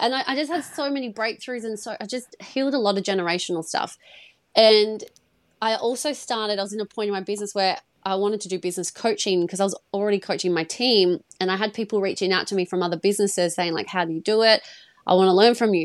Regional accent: Perth, Western Australia, Australia; I'm from Perth in Australia. I'm from the west side.

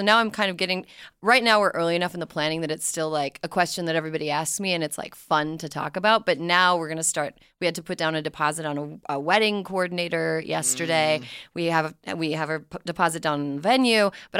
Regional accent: Minneapolis, Minnesota, United States; I'm from the Minneapolis area.

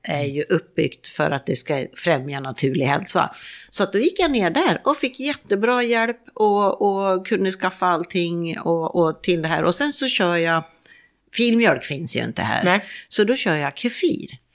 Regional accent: Sweden; moved away as an adult; min dotter hemma i Sverige

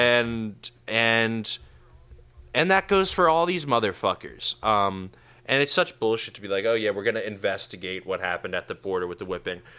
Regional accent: New York, United States; I grew up in New York

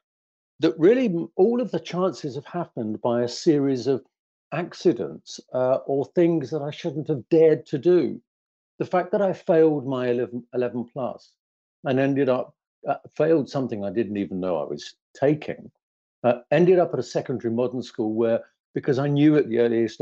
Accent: London, United Kingdom; the big, huge council estate where I grew up in the East End of London

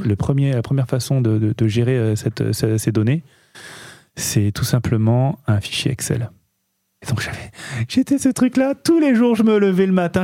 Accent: Nice, Provence-Alpes-Côte d'Azur, France; on est niçois

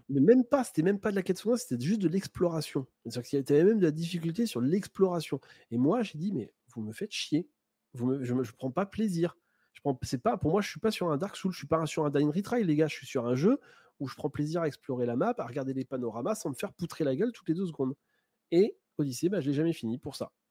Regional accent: Normandy, France; je suis normand d'origine

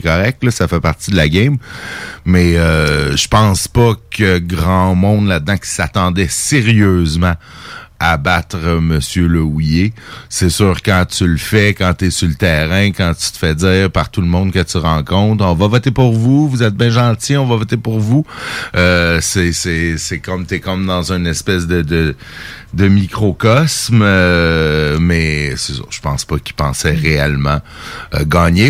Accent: Saint-Jérôme, Quebec, Canada; mon patelin natal de Saint-Jérôme

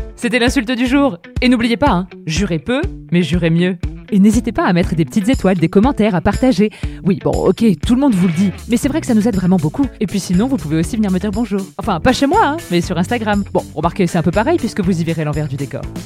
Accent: Beauce, Centre region, Centre-Val de Loire, France; En Beauce notamment, là où j'ai grandi

